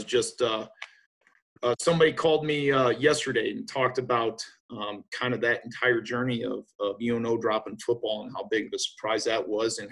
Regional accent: Omaha, Nebraska, United States; I grew up in Omaha, Nebraska, and went to a Catholic

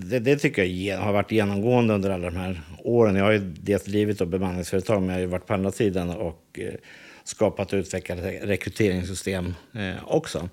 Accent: Täby, Stockholm County, Sweden; jag växte upp i Täby

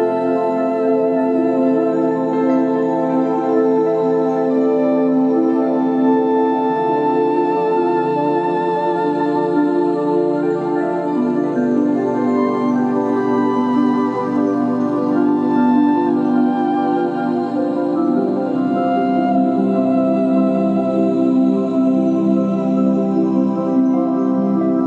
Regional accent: Australia; accent: Australian; my Australian accent

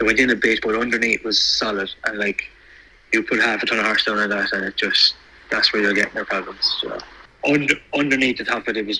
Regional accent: Ireland; being Irish

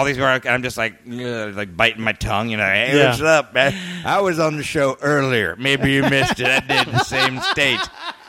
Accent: Miami, Florida, United States; moved away; I grew up in Miami.

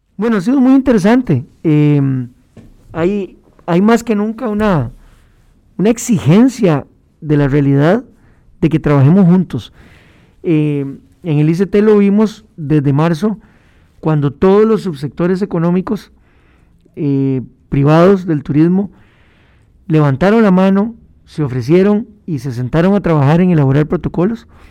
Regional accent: Costa Rica; como costarricenses

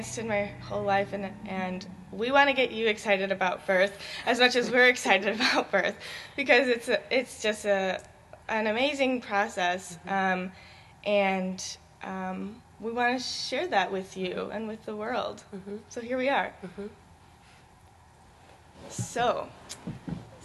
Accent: Chicago, Illinois, United States; moved away as an adult; now in Northfield, United States; I'm originally from Chicago

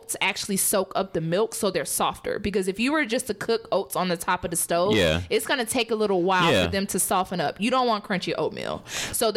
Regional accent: the South, United States; I'm from the South

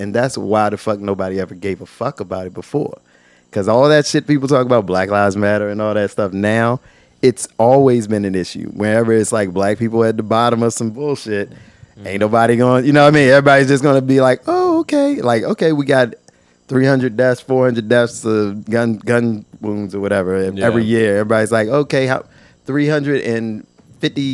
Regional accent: Virginia, United States; I'm from Virginia

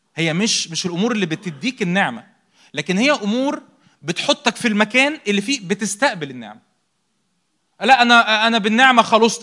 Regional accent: Egypt; احنا مصريين

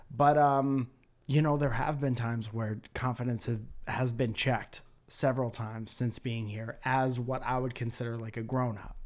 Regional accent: Connecticut, United States; moved away; I'm from Connecticut.

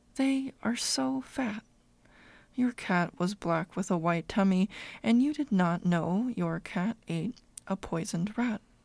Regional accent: California, United States; I was born and raised in the California sunshine

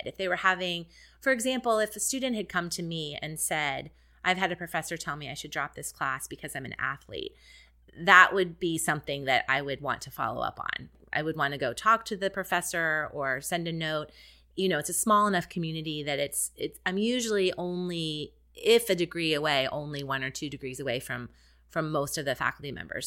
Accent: Columbus, Ohio, United States; moved away as an adult; now in Houston, United States; I come from Columbus, Ohio, where the Ohio State Buckeyes are the main thing going on in town

